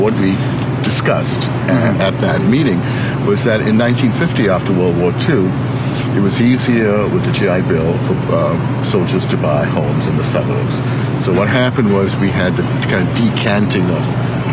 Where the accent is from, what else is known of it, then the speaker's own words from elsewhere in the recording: Mumbai, Maharashtra, India; moved away; also born or lived in Washington; I grew up in Bombay.